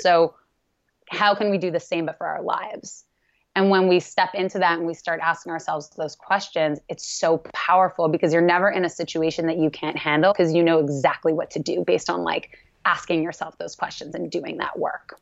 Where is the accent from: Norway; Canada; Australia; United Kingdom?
Canada; I'm Canadian